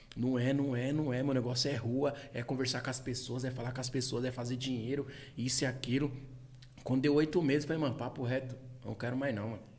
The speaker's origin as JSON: {"language": "Portuguese", "town": "Taboão da Serra", "region": "São Paulo", "country": "Brazil", "tie": "born or raised there", "said": "sou do Tabuão, pô, nasci aqui"}